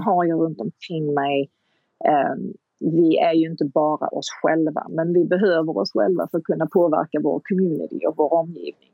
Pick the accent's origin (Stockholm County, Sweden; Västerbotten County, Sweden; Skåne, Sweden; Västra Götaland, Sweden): Skåne, Sweden; Kristianstad; moved away as an adult; also born or lived in Hollywood; jag kom ju direkt från Kristianstad och Kristianstad är en ganska liten stad